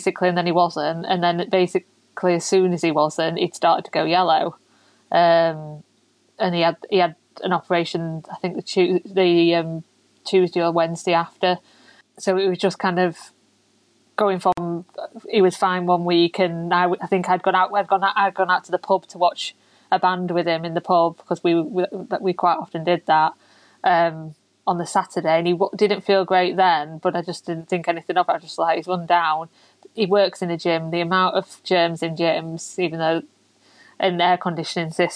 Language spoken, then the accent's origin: English; Doncaster, Yorkshire and the Humber, United Kingdom; we're from Doncaster, so it's the next town over, but they've got a lot broader accent than we have